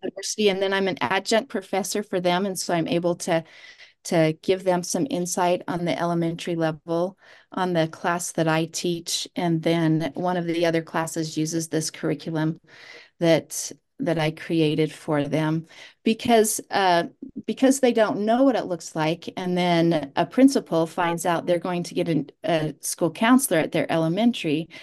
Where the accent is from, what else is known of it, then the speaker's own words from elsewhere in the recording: South Jordan, Utah, United States; also born or lived in Sanpete County, Utah; I grew up in South Jordan and went to Bingham High School